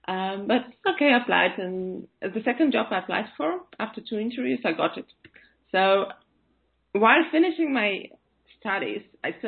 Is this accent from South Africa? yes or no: no; Riga, Latvia; first language Russian; English is a second language; moved away as an adult; now in London, United Kingdom; I'm from Riga, Latvia originally.